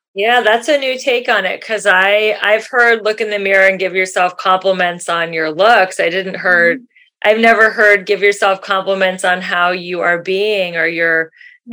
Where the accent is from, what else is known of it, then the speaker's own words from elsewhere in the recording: Cincinnati, Ohio, United States; moved away; I grew up in Cincinnati, Ohio